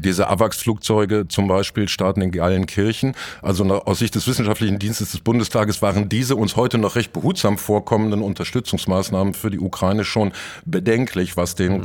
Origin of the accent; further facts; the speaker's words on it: Dortmund, North Rhine-Westphalia, Germany; zur Schande meiner Stadt